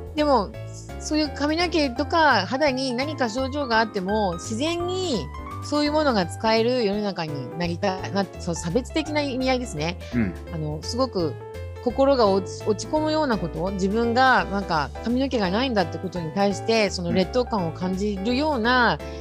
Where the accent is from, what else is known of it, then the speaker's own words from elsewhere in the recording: Yokohama, Kanagawa, Japan; also born or lived in Fujisawa, Kanagawa; 私はですね、横浜出身で、今現在神奈川県藤沢湘南の地域で